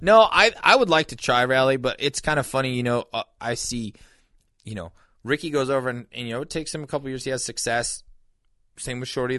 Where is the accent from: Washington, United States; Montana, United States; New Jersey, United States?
Montana, United States; growing up in Montana